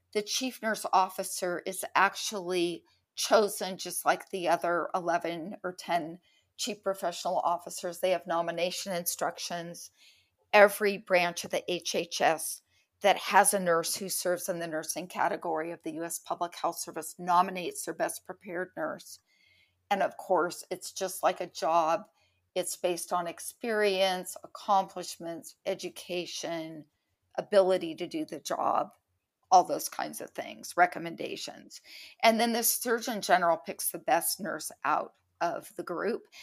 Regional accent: San Francisco Bay Area, California, United States; I grew up in the San Francisco Bay Area

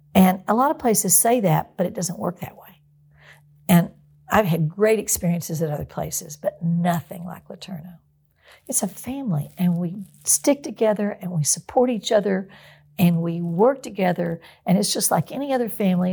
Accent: outside of Houston, Texas, United States; also born or lived in Longview, Texas; I grew up outside of Houston.

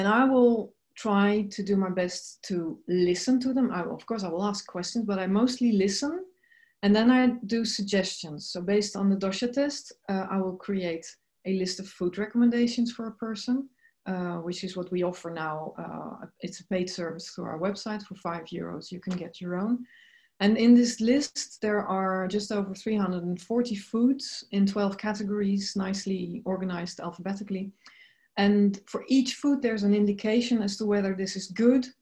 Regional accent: Netherlands; I'm originally from the Netherlands

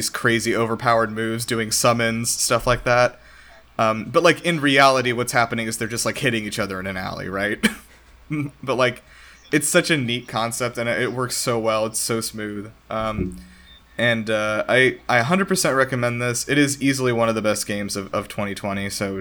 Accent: Southeast, United States; I'm from the Southeast

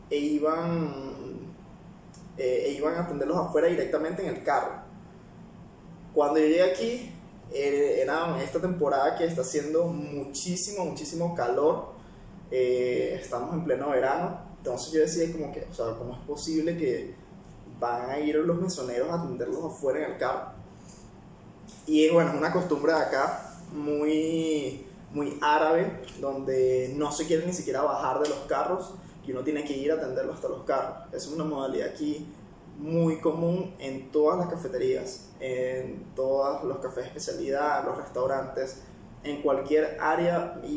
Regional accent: Peru; Yo que vengo particularmente de Perú, tanto los clientes como la tecnología en el café, este, el mismo proceso que se puede encontrar en cada cafetería, siendo un país productor, era bastante básico, bastante normal, comparado con los de acá.

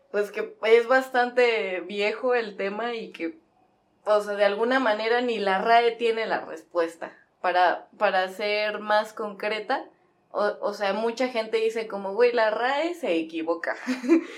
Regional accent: Mexico City, Mexico; now in Morelos, Mexico; yo también soy chilanga, soy de allá

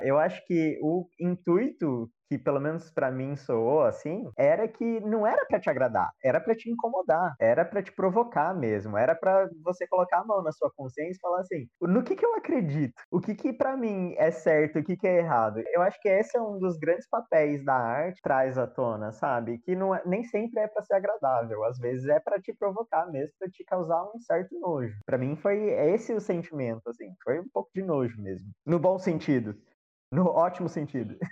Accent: Brazil; Nós não somos estadunidenses, nós somos brasileiros

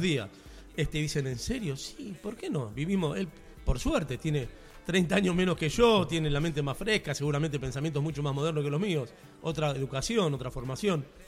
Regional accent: Buenos Aires Province, Argentina; si bien soy bonaerense, no porteño

